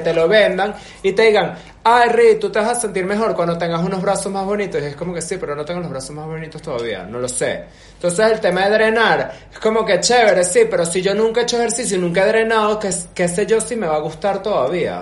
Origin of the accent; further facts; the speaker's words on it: Venezuela; moved away; also born or lived in Europe; desde Venezuela yo siempre me sentí una persona como que alternativa, digamos, y en Venezuela yo no conocía como que a tanta gente alternativa